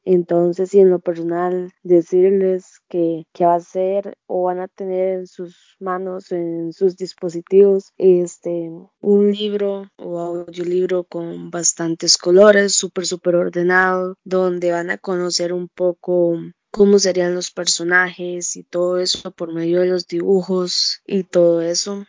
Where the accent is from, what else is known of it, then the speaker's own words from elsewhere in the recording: Costa Rica; accent: tico (dragged R); como todo tico no los, la letra R no la pronunciamos